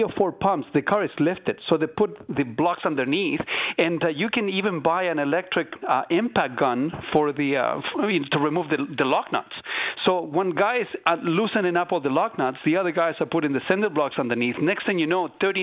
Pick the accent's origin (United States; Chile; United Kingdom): Chile; now in Southern Ontario, Canada; I'm not from here, so I was born in Chile.